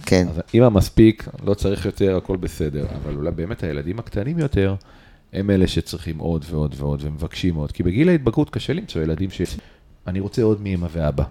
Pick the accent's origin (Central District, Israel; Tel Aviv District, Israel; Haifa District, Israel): Tel Aviv District, Israel; Holon; moved away as an adult; now in Netzer Sereni, Israel; אני חולוני, שהתחתן עם קיבוצניקית. אז אני גר בקיבוץ כבר הרבה שנים